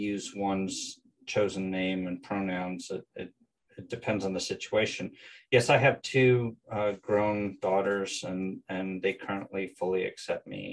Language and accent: English; American Southwest, United States; I'm originally from the American Southwest